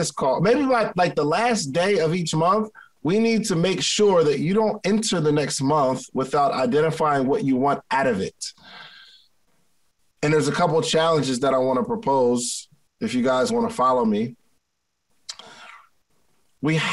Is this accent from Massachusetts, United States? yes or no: no; Willingboro, New Jersey, United States; growing up in Willingboro, New Jersey.